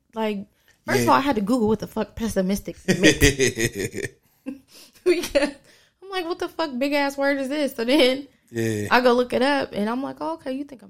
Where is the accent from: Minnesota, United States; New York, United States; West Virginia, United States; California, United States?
West Virginia, United States; So I've had friends in West Virginia, because I'm partially from West Virginia.